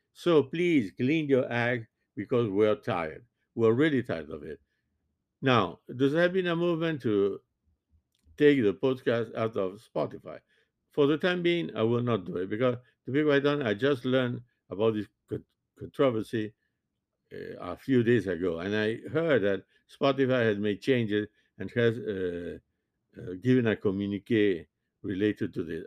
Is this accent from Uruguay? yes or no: yes; Montevideo, Uruguay; first language French; English is a second language; now in United States; born and raised in Montevideo